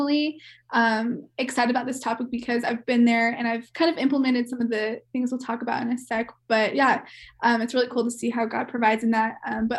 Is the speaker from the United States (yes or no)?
yes; Kansas City, United States; moved away as an adult; also born or lived in Oklahoma; now in Colorado, United States; So I'm from Kansas City and went to Oklahoma State. So I was out of state girl.